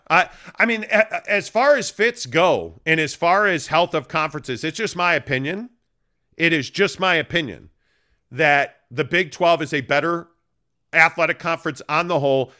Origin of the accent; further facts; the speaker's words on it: Chicago, Illinois, United States; now in Utah, United States; born and raised in Chicago